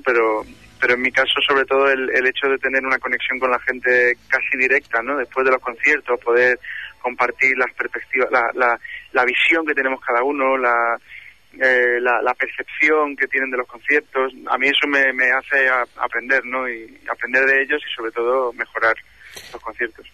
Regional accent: Málaga, Andalusia, Spain; moved away

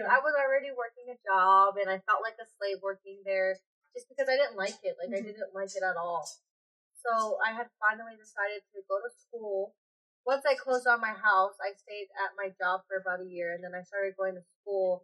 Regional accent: Greeley, Colorado, United States; I'm from Greeley, Colorado. Basically, grew up in Greeley, Colorado

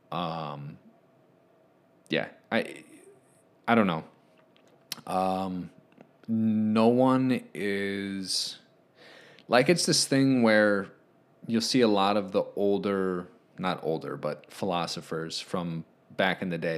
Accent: Philadelphia, Pennsylvania, United States; I'm from Philly. My parents went to Overbrook High School when he attended.

